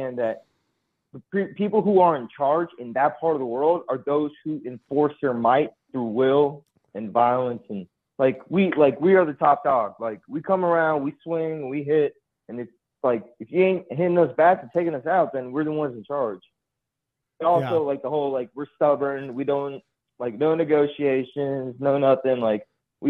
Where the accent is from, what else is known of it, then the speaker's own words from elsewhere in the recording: Houston, Texas, United States; I grew up in Houston